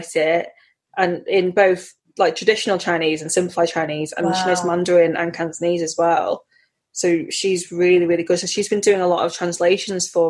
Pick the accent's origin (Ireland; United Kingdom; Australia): United Kingdom; UK. I'm British. I identify with being from the UK.